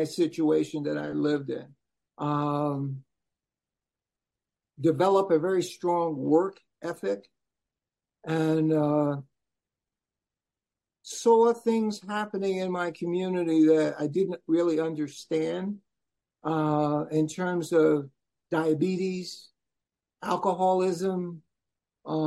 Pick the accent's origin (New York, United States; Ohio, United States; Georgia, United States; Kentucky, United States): New York, United States; New York City; moved away as an adult; also born or lived in Nebraska; born and raised in Brooklyn, New York. Left there in 1969 to go to Chadron State College in northwest corner of Nebraska